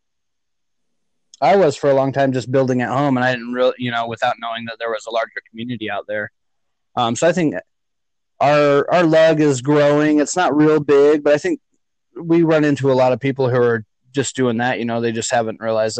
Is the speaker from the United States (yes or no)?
yes; Boise, Idaho, United States; I'm from Boise, Idaho, USA.